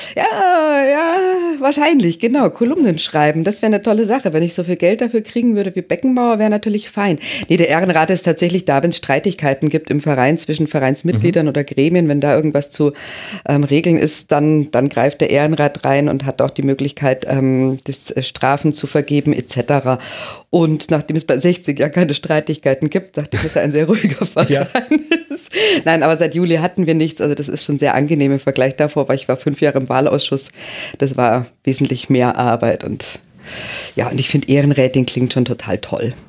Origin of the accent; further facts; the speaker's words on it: Germany; bei uns in Deutschland